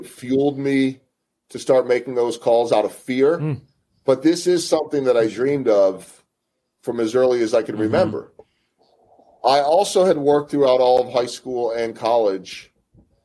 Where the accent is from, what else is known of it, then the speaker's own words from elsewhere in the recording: Chicago, Illinois, United States; also born or lived in Philadelphia, Pennsylvania; now in Kansas City, United States; my hometown of Chicago or my original hometown of Philadelphia